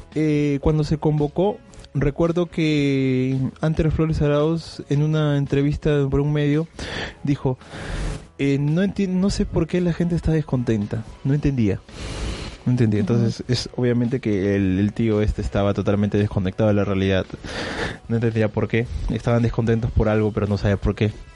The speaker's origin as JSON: {"language": "Spanish", "country": "Peru", "moved": "yes", "lives_now": "Berlin, Germany", "said": "yo soy del, del, del Perú"}